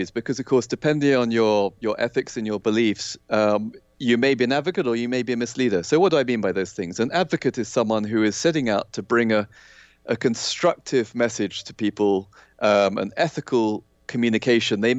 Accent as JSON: {"language": "English", "country": "Kenya", "tie": "born or raised there", "said": "I, I think I said I, I grew up in Kenya in Africa, which right. was you know a very kind of post-colonial environment. It was a British colony, which you know I, I was born there ten years after independence"}